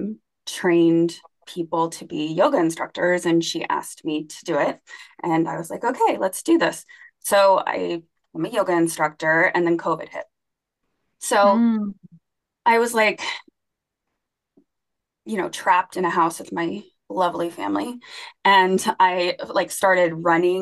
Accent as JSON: {"language": "English", "region": "Alaska", "country": "United States", "moved": "yes", "lives_now": "Ohio, United States", "said": "I am from Alaska"}